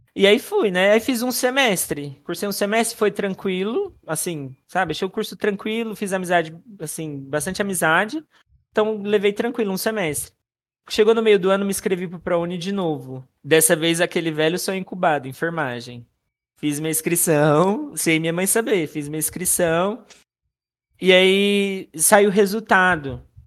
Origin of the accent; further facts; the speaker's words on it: Sandovalina, São Paulo, Brazil; also born or lived in Presidente Prudente; nascido em Presidente Prudente, né? Mas sou de Sandovalina, né? Interior de São Paulo